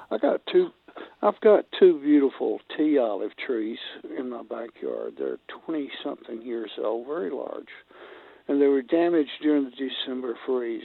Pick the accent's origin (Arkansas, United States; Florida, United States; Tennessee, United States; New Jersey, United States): Tennessee, United States; northwest; my hometown, neck of the woods, uh, in northwest Tennessee